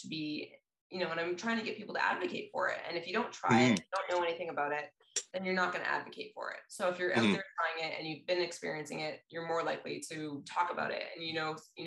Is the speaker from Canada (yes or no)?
yes; Canada; as Canadian athletes and para athletes